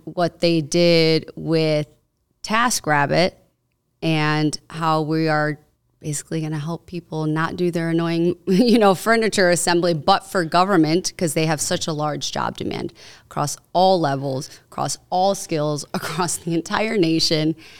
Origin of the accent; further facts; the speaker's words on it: Cicero, Illinois, United States; I grew up in Cicero